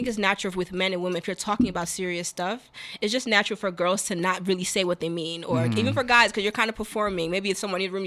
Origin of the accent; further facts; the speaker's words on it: Nigeria; now in United States; I'm Nigerian